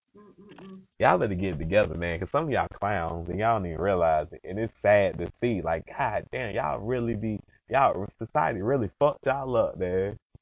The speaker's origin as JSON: {"language": "English", "region": "Georgia", "country": "United States", "said": "I'm from Georgia."}